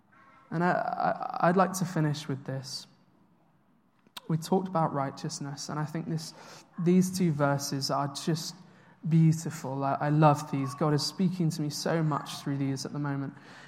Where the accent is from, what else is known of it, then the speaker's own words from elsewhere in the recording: United Kingdom; So I worked out recently that I've moved 11 times in my life. I'm quite a British nomad